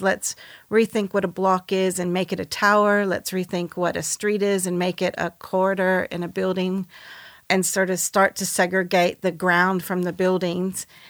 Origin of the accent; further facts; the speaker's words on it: United States; I'm American